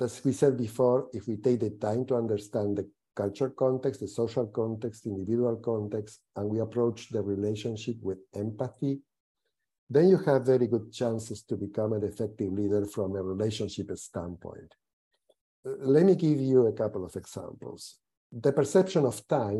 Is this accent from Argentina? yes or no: yes; Argentina; moved away as an adult; also born or lived in Latin America / North America / Europe; I was born in Argentina, and I had the opportunity very early in my career to work and live in various places in Latin America, North America, and Europe